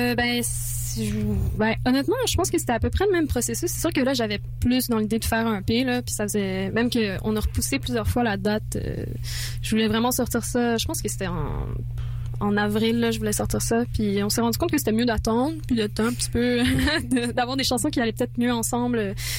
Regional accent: France; moi, je suis française. Donc, l'anglais, c'est pas ma langue, euh, ma première langue

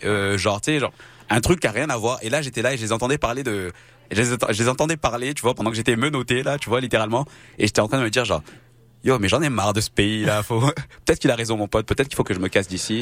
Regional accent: France; also born or lived in Toronto, Canada; now in Montreal, Canada; je suis né en France et je suis arrivé à Montréal, euh, au Canada en 2008 et à Montréal en 2009 exactement

